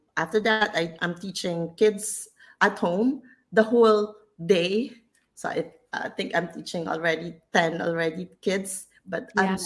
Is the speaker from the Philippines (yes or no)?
yes; Philippines; moved away as an adult; now in Malaysia; I'm in Malaysia, but I'm originally from the Philippines